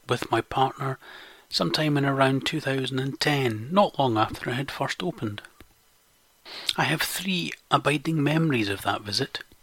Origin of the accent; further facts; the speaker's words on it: Scotland, United Kingdom; I am Scottish